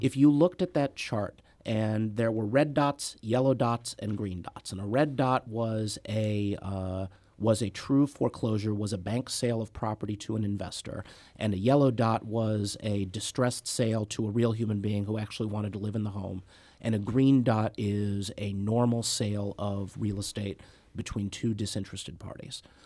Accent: Clayton, Missouri, United States; I grew up in Saint Louis County, born and bred

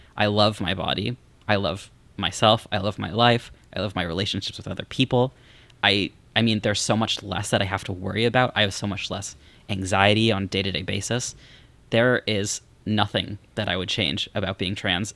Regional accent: Missouri, United States; moved away as an adult; I'm from Missouri

